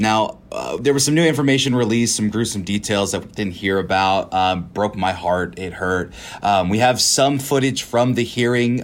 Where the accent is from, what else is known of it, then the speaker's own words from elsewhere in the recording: California, United States; moved away as an adult; now in Texas, United States; I'm from California. I've been here seven, eight years